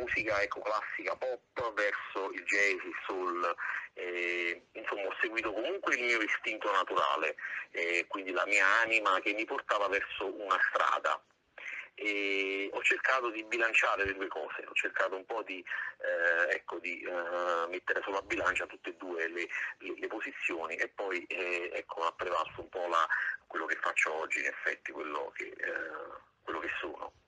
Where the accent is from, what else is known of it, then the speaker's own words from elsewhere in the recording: Nola, Campania, Italy; dalla mia terra che è Nola, io eh. sono di Nola.